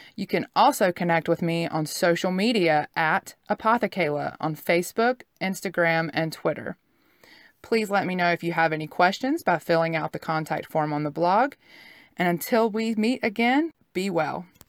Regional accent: Southeast, United States; I grew up in the Southeast

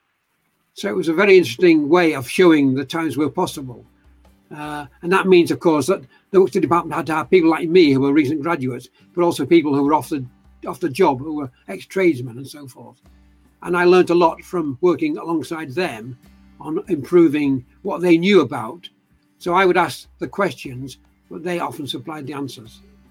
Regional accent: Eccles, North West England, United Kingdom; now in Leeds, United Kingdom; I was born in Manchester, actually, at a place called Eccles.

